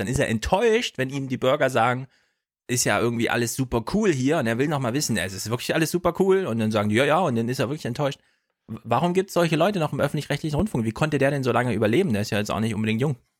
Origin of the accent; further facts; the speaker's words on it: Jena, Thuringia, Germany; komme aus Jena, den München des Ostens